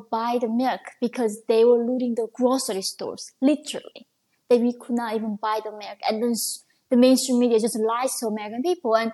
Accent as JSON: {"language": "English", "country": "North Korea", "also_born_or_lived": "China / Chicago", "moved": "yes", "lives_now": "New York, United States", "said": "I was escaping from North Korea and China"}